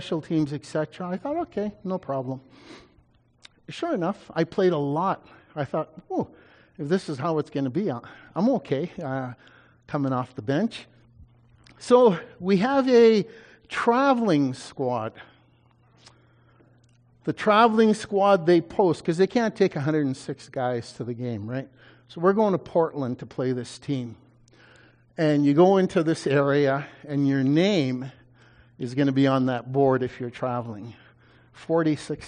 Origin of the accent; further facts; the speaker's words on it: Canada; I was a Canadian